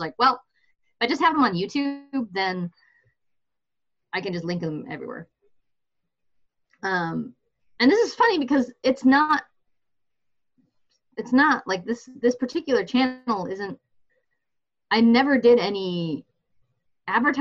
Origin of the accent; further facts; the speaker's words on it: Michigan, United States; I grew up in Michigan with, at least for part of my life, a kind of evangelical upbringing